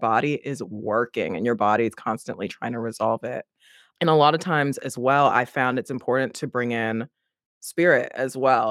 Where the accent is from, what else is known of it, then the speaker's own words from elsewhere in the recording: United States; accent: American; you can hear my accent, I'm American